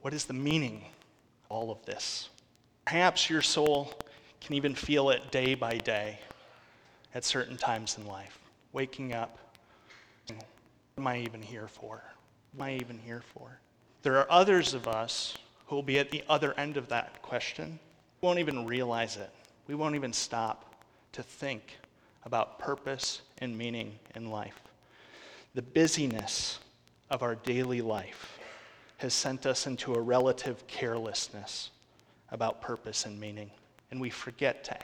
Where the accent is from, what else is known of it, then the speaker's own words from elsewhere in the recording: Wisconsin, United States; moved away as an adult; I grew up in Wisconsin, family of six, my parents, three brothers, and myself